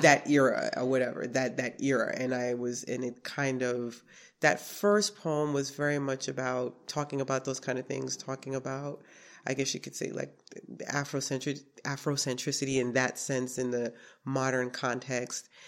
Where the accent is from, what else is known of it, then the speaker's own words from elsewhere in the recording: New York City, New York, United States; also born or lived in Brooklyn, New York; now in Schenectady, United States; I was born in Brooklyn and I was raised in Queens, New York